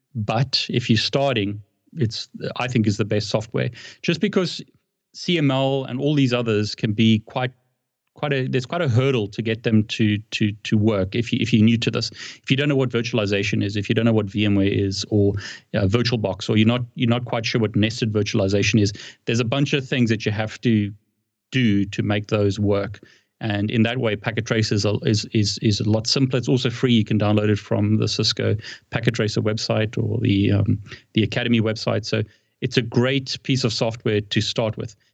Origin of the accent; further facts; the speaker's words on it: South Africa; moved away as an adult; now in United Kingdom; I live in the UK and I've lived in the UK for a long time, but I'm originally from South Africa